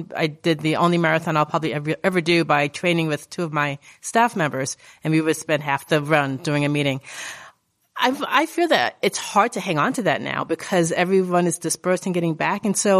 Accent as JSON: {"language": "English", "town": "Indianapolis", "region": "Indiana", "country": "United States", "said": "from Indianapolis."}